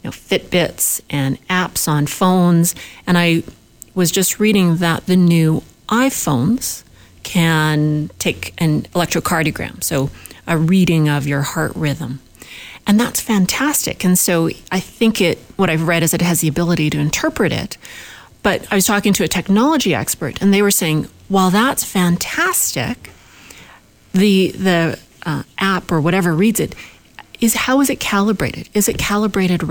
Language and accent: English; Winnipeg, Manitoba, Canada; I'm from Winnipeg, in Manitoba